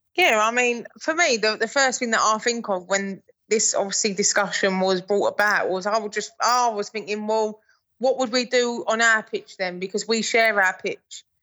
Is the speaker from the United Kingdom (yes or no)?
yes; England, United Kingdom; I'm English